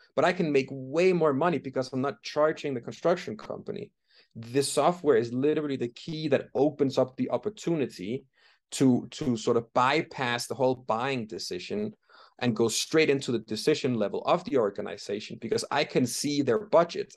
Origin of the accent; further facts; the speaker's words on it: Denmark; moved away as an adult; also born or lived in London, United Kingdom; now in Bogotá, Colombia; I'm originally from Denmark